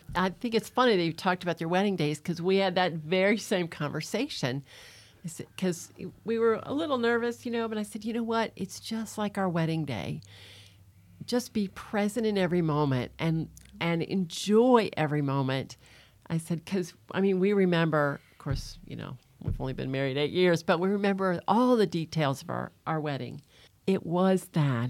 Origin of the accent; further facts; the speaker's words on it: Nashville, Tennessee, United States; now in Florida, United States; I'm originally from Nashville, Tennessee.